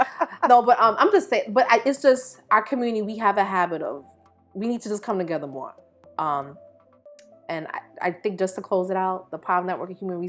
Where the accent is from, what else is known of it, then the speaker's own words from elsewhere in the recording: Belize; born there; I was born in Belize. My mother's from Jamaica. I went back and forth a lot.